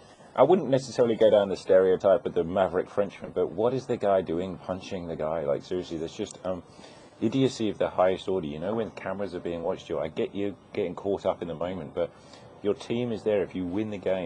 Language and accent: English; United Kingdom; now in Australia; Plus, I'm British.